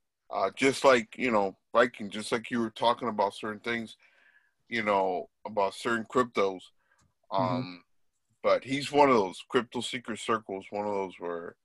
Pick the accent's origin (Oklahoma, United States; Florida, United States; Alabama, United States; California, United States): Florida, United States; South; also born or lived in New York; I grew up in South Florida.